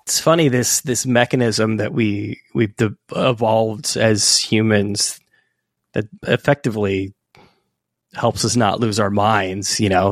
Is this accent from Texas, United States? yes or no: no; California, United States; moved away as an adult; also born or lived in Santa Cruz, California; now in New York City, United States; I live in New York City now, but I'm from California